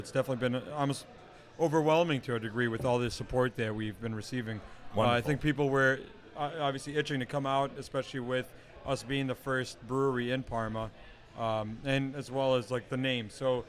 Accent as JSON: {"language": "English", "town": "Stuttgart", "region": "Baden-Württemberg", "country": "Germany", "tie": "born or raised there", "moved": "yes", "said": "When I was in Germany, I mean, like, so I grew up in Stuttgart, which is, you know, obviously also there"}